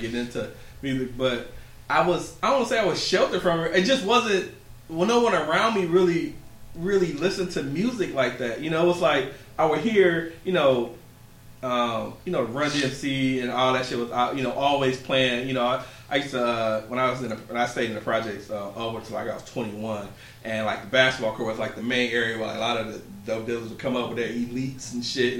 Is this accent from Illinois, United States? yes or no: no; Detroit, Michigan, United States; I'm born and raised in Detroit